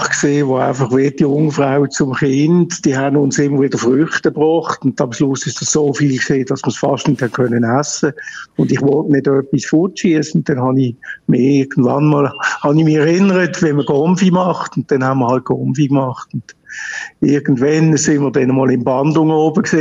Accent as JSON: {"language": "German", "town": "Basel", "region": "Basel-Stadt", "country": "Switzerland", "said": "als, als Basler geht an der Fasnacht haben wir natürlich schon geschaut, dass wir mal den Morgenstreich mitkriegen"}